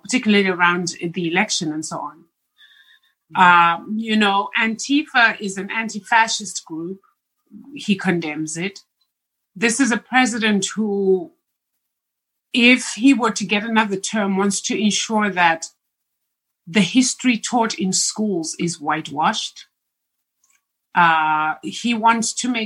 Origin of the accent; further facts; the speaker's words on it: Zimbabwe; moved away; my home country of Zimbabwe